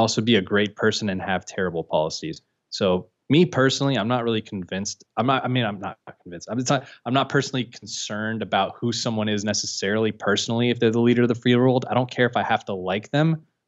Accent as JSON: {"language": "English", "town": "San Francisco", "region": "California", "country": "United States", "tie": "born or raised there", "said": "I was born and raised in San Francisco."}